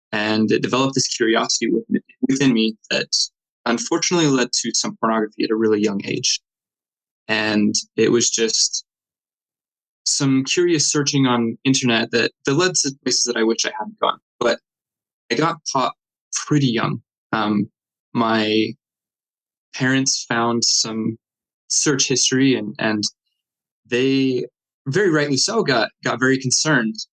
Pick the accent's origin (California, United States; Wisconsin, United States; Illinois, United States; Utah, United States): Utah, United States; Clinton; also born or lived in West Point, Utah; I grew up in Davis County, Utah. I, um, first 10 years of my life was in Clinton and then later moved to West Point, Utah. That's just north of Salt Lake, about an hour.